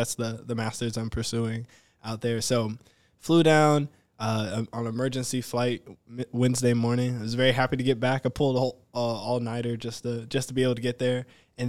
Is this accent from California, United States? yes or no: no; Covington, Georgia, United States; moved away as an adult; also born or lived in Fort Valley, Georgia; now in Grand Rapids, United States; I'm from Covington, all right?